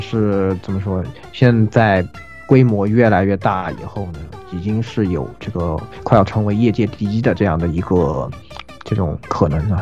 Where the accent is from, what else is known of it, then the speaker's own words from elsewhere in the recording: China; 我们中国人民非常熟悉的啊